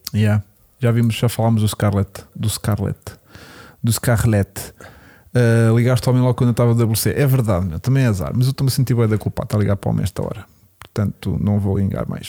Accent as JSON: {"language": "Portuguese", "region": "Lisbon", "country": "Portugal", "said": "eu sou de Lisboa"}